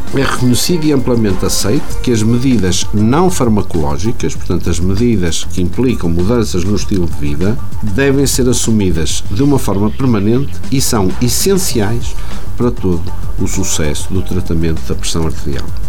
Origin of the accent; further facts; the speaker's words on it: Portugal; como portugueses